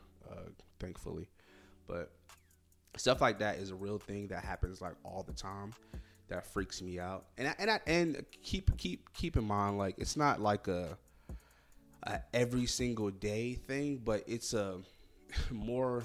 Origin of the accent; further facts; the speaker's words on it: Florida, United States; I'm from Florida